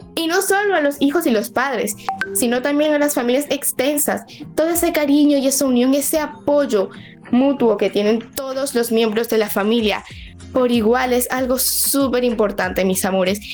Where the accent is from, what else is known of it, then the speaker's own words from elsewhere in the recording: Venezuela; now in Dominican Republic; yo soy de Venezuela, pero estoy aquí en República Dominicana